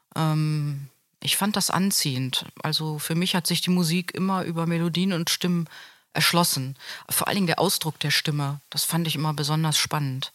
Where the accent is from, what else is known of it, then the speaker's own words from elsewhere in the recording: Hanover, Lower Saxony, Germany; moved away as an adult; also born or lived in Grand Ledge, Michigan / Amsterdam / London / Braunschweig; now in Münster, Germany; was Hannover betrifft, meine alte Heimat.